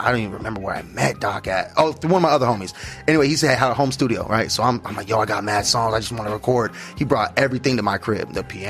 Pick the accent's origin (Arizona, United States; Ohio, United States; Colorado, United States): Arizona, United States; Scottsdale; also born or lived in Mesa, Arizona / Phoenix, Arizona; Grew up here, yep. I grew up in Scottsdale. Then got old enough to move around. Moved over to Mesa, Sunny Slope